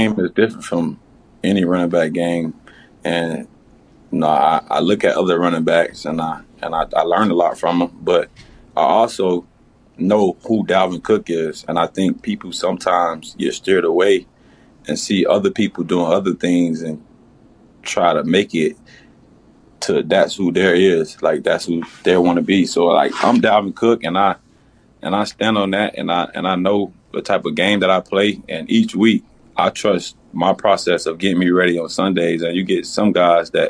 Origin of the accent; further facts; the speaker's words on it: Miami, Florida, United States; moved away; I'm from Miami